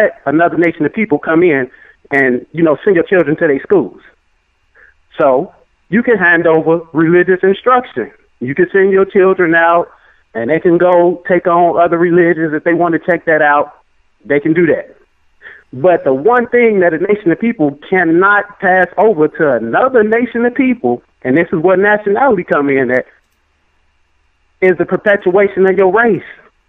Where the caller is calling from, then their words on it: Chicago, Illinois, United States; I'm calling from Chicago, Illinois.